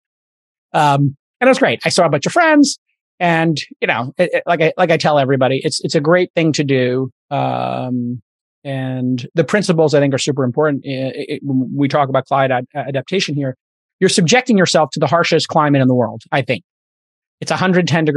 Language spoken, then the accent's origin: English; New York City, New York, United States; I'm a kid from Brooklyn